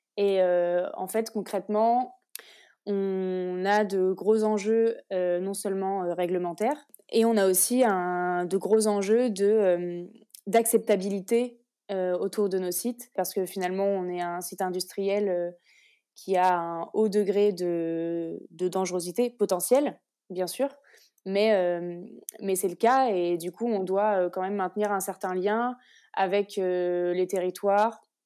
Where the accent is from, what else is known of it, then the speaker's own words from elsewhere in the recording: Orléans, Centre-Val de Loire, France; also born or lived in Lille; je viens d'Orléans, j'étais à l'EDEC de Lille et, là je suis revenue dans la région pour faire mon alternance